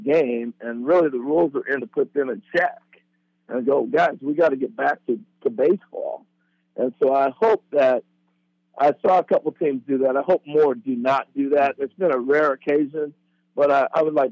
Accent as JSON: {"language": "English", "town": "Corvallis", "region": "Oregon", "country": "United States", "tie": "born or raised there", "said": "growing up in Corvallis"}